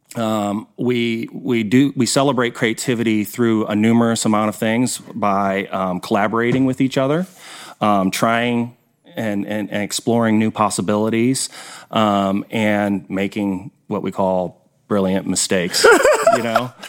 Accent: Detroit, Michigan, United States; moved away as an adult; now in Kansas City, United States; I grew up in Detroit

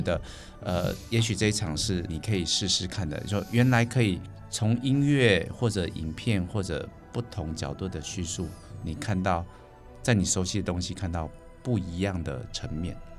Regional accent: Taichung, Taiwan; 他们只要听说我是台中人

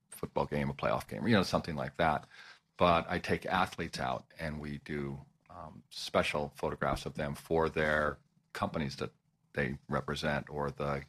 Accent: Colorado, United States; I'm from Colorado

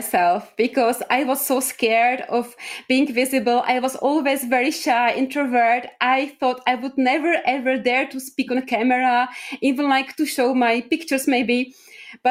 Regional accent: Czechia; I'm from Czech Republic

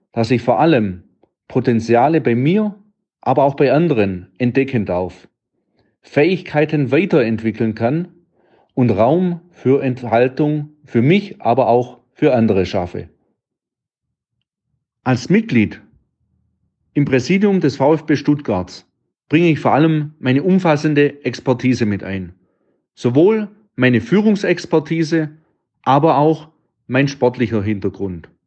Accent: Baden-Württemberg, Germany; accent: Swabian; Wie man es meinem Dialekt entnehmen kann, ich bin ein stolzer Schwab.

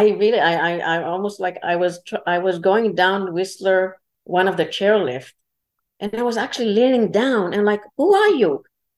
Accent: Israel; English is a second language; moved away; originally I'm from Israel

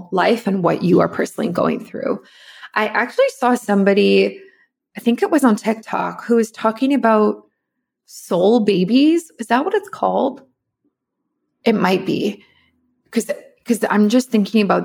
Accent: South Africa; I'm from South Africa

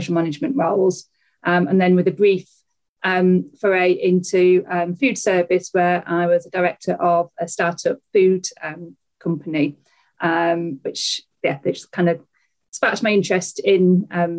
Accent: Yorkshire and the Humber, United Kingdom; I'm a Yorkshire lass

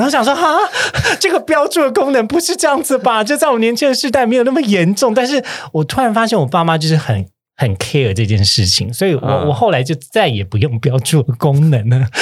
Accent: Kaohsiung, Taiwan; moved away as an adult; now in Taipei, Taiwan; 我不是台北人，我是高雄人，但我上来台北工作

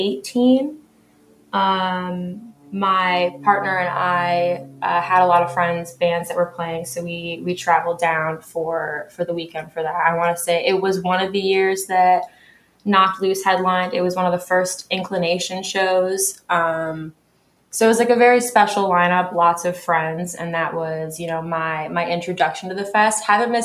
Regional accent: New York, United States; now in Louisville, United States; So I'm not from Louisville originally. I'm sure. From New York. I'm from upstate New York, actually. And I moved to Louisville in the middle of 2020.

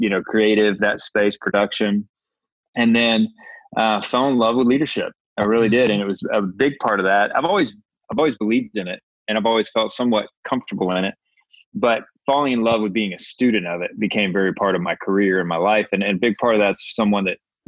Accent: Atlanta, Georgia, United States; I grew up here in Atlanta

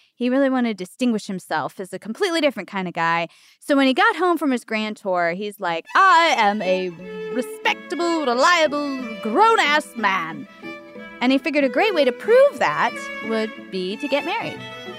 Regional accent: United States; being American

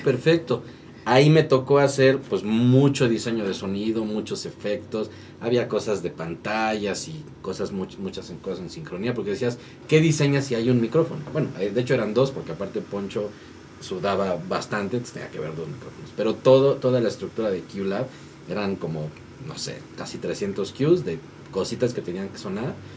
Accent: Tlaxcala, Mexico; now in Mexico City, Mexico; yo no soy de acá, yo soy de Tlaxcala. Entonces yo me vine a estudiar para acá

